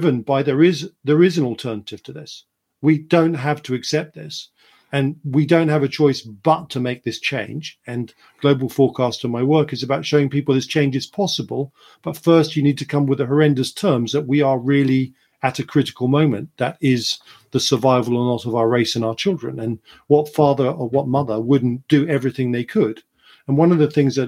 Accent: United Kingdom; being British

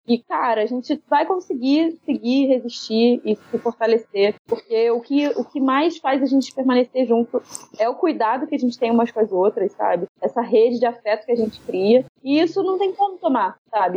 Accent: Miguel Pereira, Rio de Janeiro, Brazil; moved away as an adult; now in Rio de Janeiro, Brazil; Eu vivi em Miguel Pereira, minha cidade natal, durante 18 anos. E agora tem 15 anos que eu tô no Rio de Janeiro, na cidade do Rio.

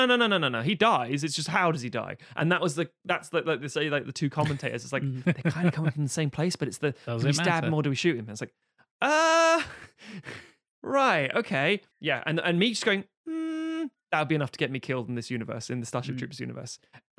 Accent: Buenos Aires, Argentina; And again, I'm from Buenos Aires. I say kill them all.

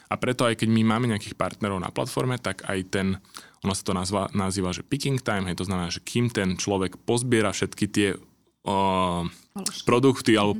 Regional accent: Senec, Bratislava Region, Slovakia; ja keď som zo Senca

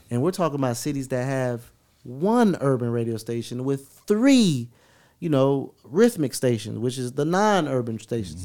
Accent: West Palm Beach, Florida, United States; now in Atlanta, United States; I'm from West Palm Beach, but I'm from West Palm Beach. I'm not from Palm Beach

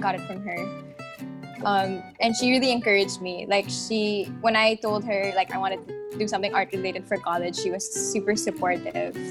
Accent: Manila, Metro Manila, Philippines; also born or lived in Singapore; I was born in Manila. Lived here my whole life, except for. Born and raised, but I lived for 3 years in Singapore actually as a kid

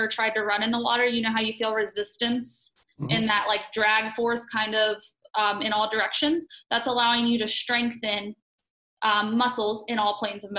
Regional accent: Morgantown, West Virginia, United States; I am from Morgantown, West Virginia, born and raised 20 minutes away from campus.

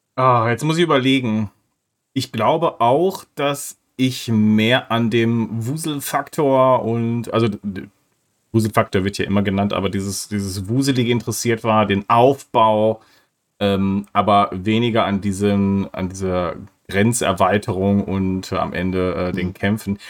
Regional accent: North Rhine-Westphalia, Germany; ich komme aus Nordrhein-Westfalen

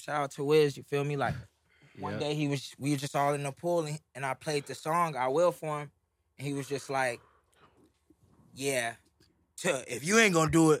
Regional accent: Houston, Texas, United States

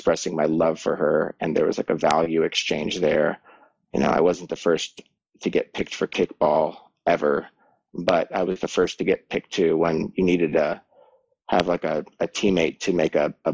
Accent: between Boulder and Estes Park, Colorado, United States; moved away as an adult; this is actually the land and the property that I grew up on. And I was here for about 18 years before I left for art school.

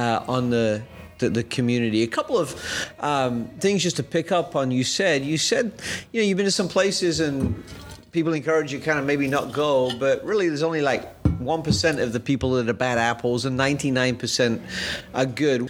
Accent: England, United Kingdom; moved away; I grew up in England

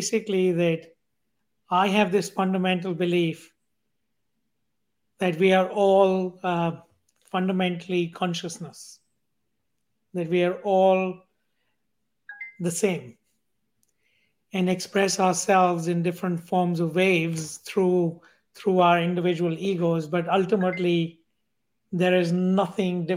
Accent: India; growing up in India as part of a billion people

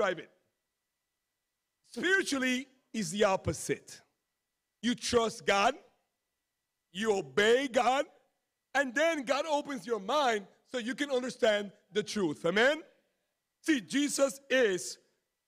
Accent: Florida, United States; I grew up in Florida. I went to Disney World like 20 times because I live so close.

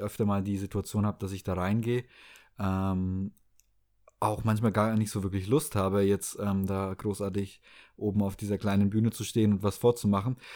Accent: Southern Germany, Germany; moved away as an adult; also born or lived in Hamburg / Baltic Sea coast; ich bin auf dem Land groß geworden, nicht am Meer, aber ähm, eher im Süden Deutschlands

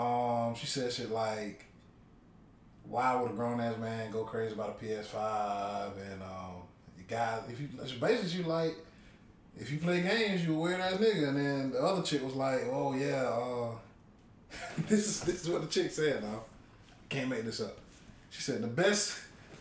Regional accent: Sandersville, United States; we're from Sandersville

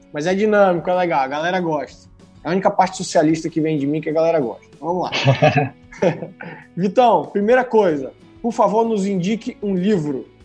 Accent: Bahia, Brazil; moved away; also born or lived in Espírito Santo; Eu sou baiano

